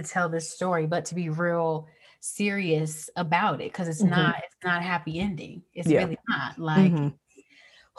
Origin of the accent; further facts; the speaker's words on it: the South, United States; I grew up in the South.